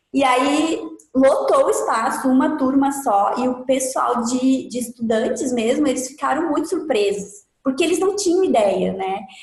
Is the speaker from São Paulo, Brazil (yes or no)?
no; Carazinho, Rio Grande do Sul, Brazil; moved away as an adult; now in Florianópolis, Brazil; mas eu não sou da, de Floripa, eu sou de Carazinho, Rio Grande do Sul, uma cidade do tá. interior do Rio Grande do Sul. E aí eu completei 21 anos e vim para cá